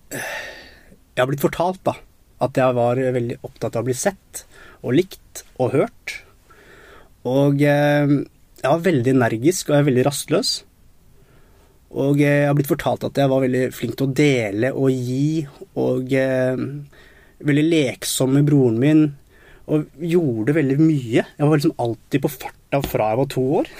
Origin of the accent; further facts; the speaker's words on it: Nesodden, Akershus, Norway; also born or lived in Colombia; Jeg er jo opprinnelig fra Colombia. Så jeg, jeg kom til Norge da jeg var to år gammel. Og da ble jeg bosatt på Nesodden